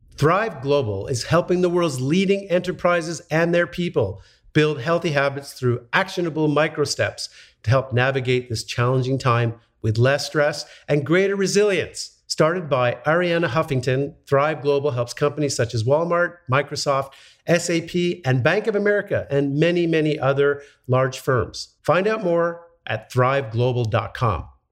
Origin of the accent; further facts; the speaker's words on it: Montreal, Quebec, Canada; I grew up in Montreal